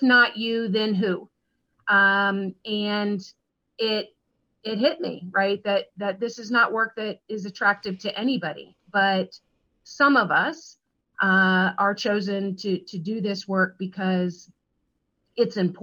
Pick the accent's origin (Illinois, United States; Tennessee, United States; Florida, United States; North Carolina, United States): Florida, United States; Pinellas County; I was born and raised in Pinellas County, which is, you know, where I'm located today